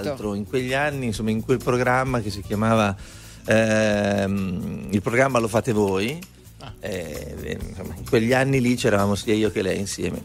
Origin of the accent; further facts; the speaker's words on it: Emilia-Romagna, Italy; Noi siamo emiliano-romagnoli